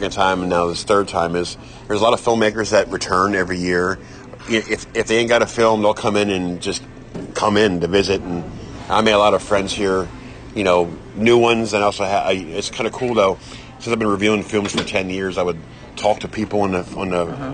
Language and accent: English; Lancaster County, East Coast, Pennsylvania, United States; I'm from the East Coast in Lancaster County, so it's quite different